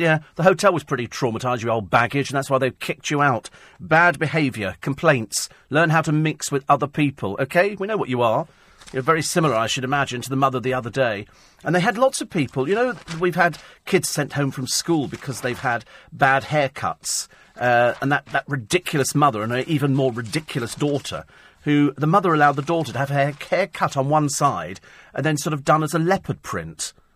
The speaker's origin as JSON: {"language": "English", "town": "Bromley", "region": "London", "country": "United Kingdom", "tie": "born or raised there", "moved": "yes", "said": "I was born in Bromley"}